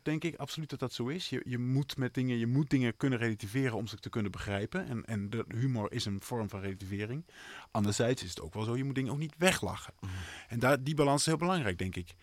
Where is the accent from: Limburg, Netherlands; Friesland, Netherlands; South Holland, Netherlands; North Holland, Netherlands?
Friesland, Netherlands; near Bolsward; in Bolsward heb je dat is het, stadje vlakbij waar ik vandaan kom